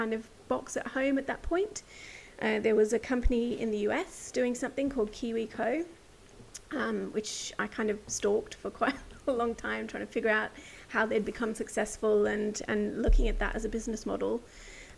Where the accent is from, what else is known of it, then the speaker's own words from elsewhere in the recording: rural New South Wales, Australia; So I'm an Aussie by birth. I was born and bred in rural New South Wales